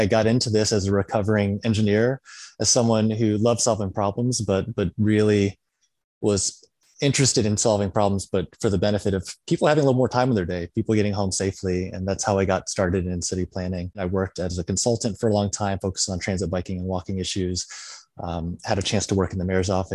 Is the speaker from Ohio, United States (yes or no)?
no; Illinois, United States; moved away; also born or lived in Berkeley; my hometown in Illinois